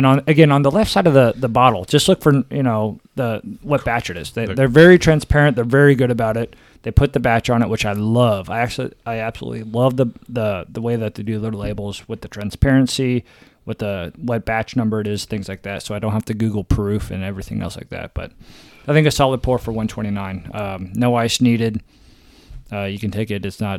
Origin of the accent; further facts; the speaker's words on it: Kansas, United States; So we came from Kansas.